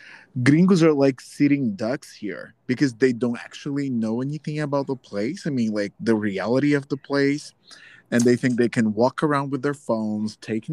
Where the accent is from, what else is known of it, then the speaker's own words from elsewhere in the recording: Brazil; I'm from Brazil.